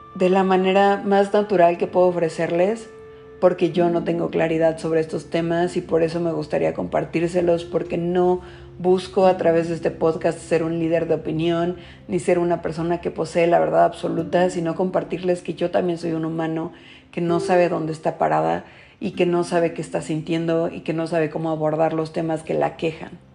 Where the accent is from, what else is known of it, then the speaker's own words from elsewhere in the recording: Mexico; en nuestro país, en México, soy de México